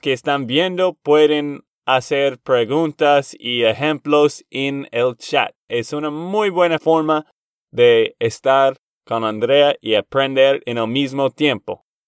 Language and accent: Spanish; Texas, United States; de Texas, Estados Unidos